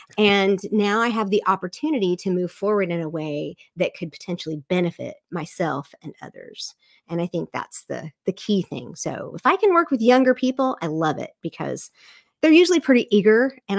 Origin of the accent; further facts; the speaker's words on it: the South, United States; Again, I am from the South, the evangelical South, where we love to have all the answers for everything.